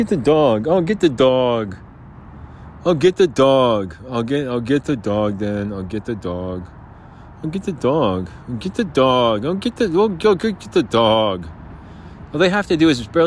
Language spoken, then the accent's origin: English; New Jersey, United States; now in Arizona, United States; We're from New Jersey.